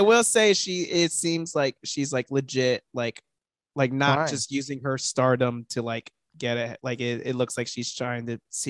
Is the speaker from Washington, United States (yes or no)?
yes; Seattle, Washington, United States; Where am I from? 206, baby. See me in Queen Anne next to the QFC.